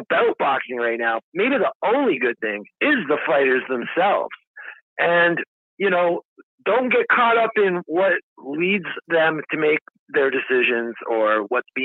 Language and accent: English; Canada; I'm from Canada